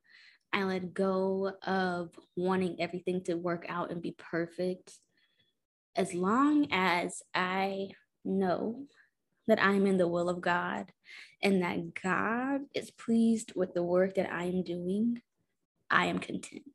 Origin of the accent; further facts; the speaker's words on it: Houston, Texas, United States; I'm from Houston, Texas. I'm from the burbs of Houston, Texas.